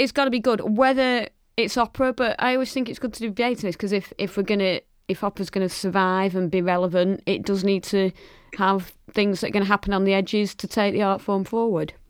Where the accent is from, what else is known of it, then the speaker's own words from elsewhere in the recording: Lancashire, North West England, United Kingdom; I'm proudly from Lancashire and from the north